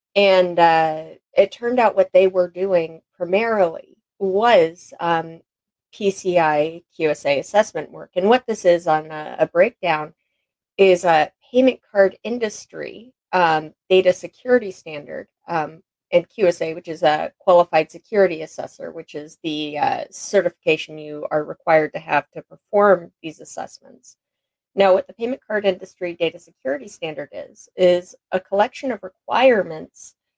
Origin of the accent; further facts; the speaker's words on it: Anchorage, Alaska, United States; I was born and raised in Anchorage, Alaska.